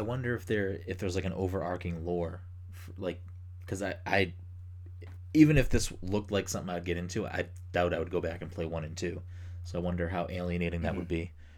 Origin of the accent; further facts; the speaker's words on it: Massachusetts, United States; we're both from Massachusetts